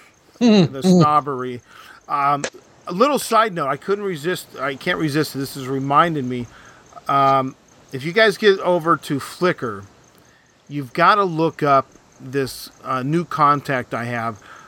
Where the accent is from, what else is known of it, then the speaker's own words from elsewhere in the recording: United States; I'm an American